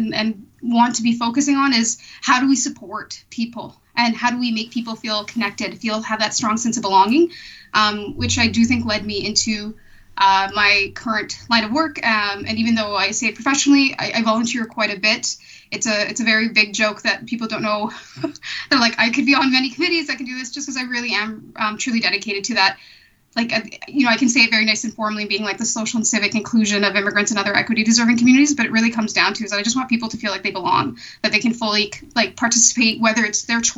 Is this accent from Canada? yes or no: yes; Canada; also born or lived in Eritrea / Calgary; my family and I came to Canada when I was a toddler from Eritrea